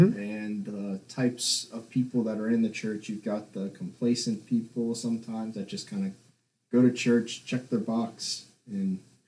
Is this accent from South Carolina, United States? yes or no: yes; South Carolina, United States; also born or lived in Louisiana; technically from South Carolina, but I lived in Louisiana.